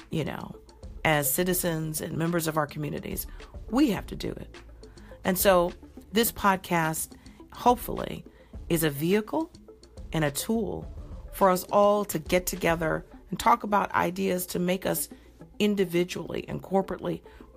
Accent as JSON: {"language": "English", "town": "Coral Springs", "region": "Florida", "country": "United States", "tie": "born or raised there", "said": "my hometown is Coral Springs, Florida. I grew up a large part of my youth in Coral Springs"}